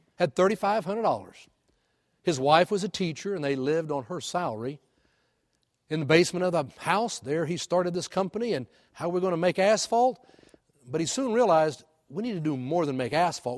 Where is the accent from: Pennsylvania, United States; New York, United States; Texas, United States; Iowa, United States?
Texas, United States; Houston; moved away; I grew up in Houston